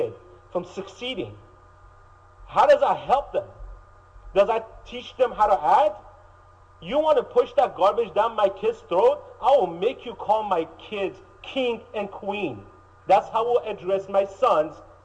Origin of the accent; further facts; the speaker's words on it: Iran; moved away; I grew up in Iran as a Christian.